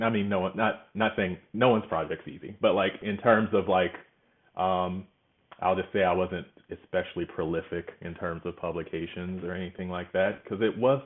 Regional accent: Georgia, United States; moved away as an adult; now in Los Angeles, United States; I'm from Georgia, so I thought I'd go to Georgia Tech.

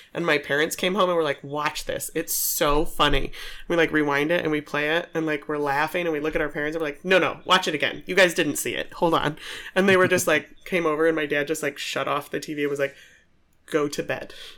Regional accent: Aurora, Illinois, United States; also born or lived in Nebraska; I grew up in Aurora

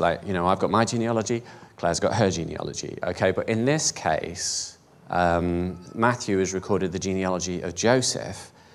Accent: United Kingdom; I'm British, I'm European, I'm proud European

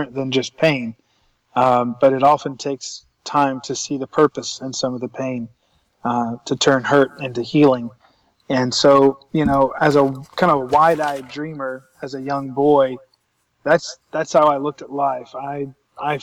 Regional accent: Columbia, South Carolina, United States; I was born and raised in Columbia, South Carolina, in the southeast United States

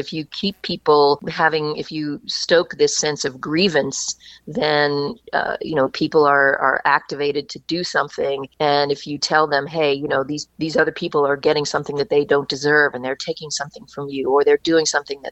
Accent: Kentucky, United States; moved away as an adult; also born or lived in New York; I grew up in Kentucky and I had moved to New York to go to college at NYU

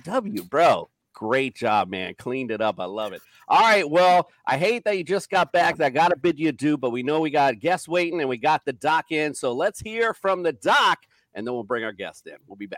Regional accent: Florida, United States; we are back in my home state of Florida

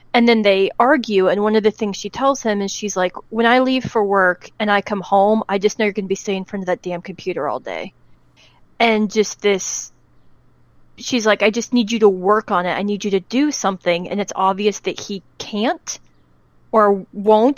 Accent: United States; as an American

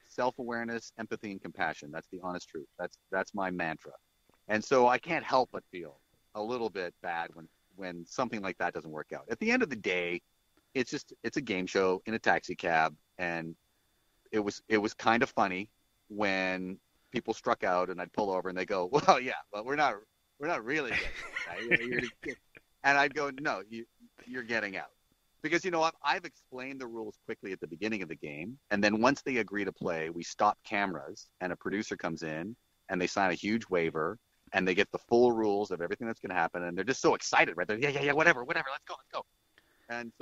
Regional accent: Canada; as a Canadian artist

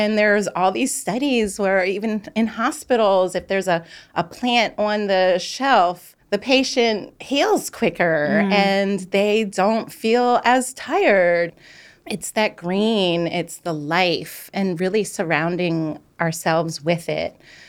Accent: Philadelphia, Pennsylvania, United States; I was born in Germantown.

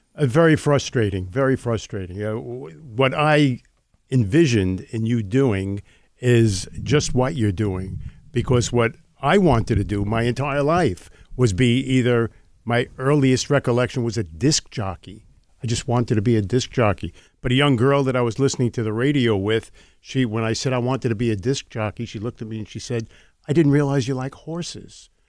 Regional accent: New York, United States; I was born and raised in the Lower East Side of New York

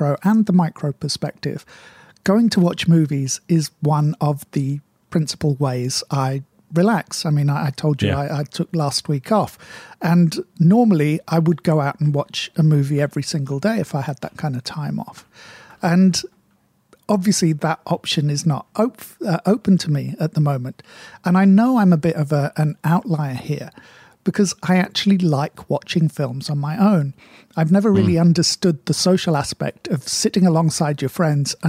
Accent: United Kingdom; Being British and of a certain age

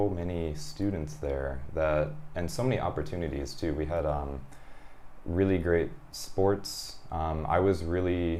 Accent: Michigan, United States; also born or lived in California; now in Japan; I'm a Michigander

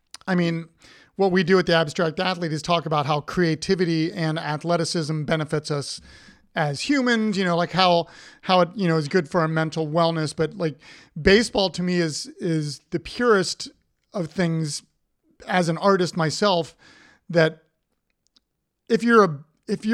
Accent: Columbus, Ohio, United States; now in Richmond, United States; I grew up in Ohio

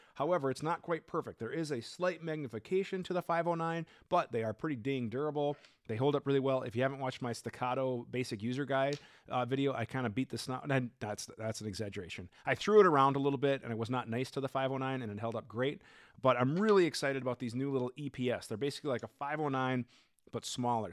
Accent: Minnesota, United States; I'm from Minnesota

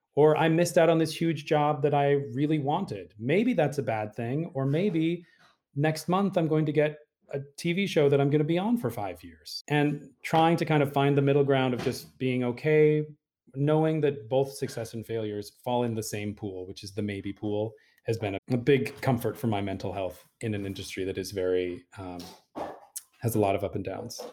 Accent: Utah, United States; moved away; when I was a kid growing up in Utah, I was the youngest of eight siblings

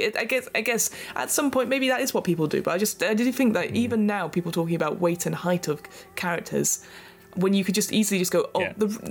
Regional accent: United Kingdom; we're British.

